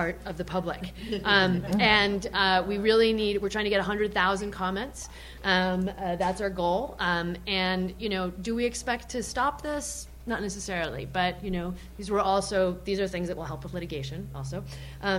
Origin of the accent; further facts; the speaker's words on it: Argentina; now in United States; I'm also from Argentina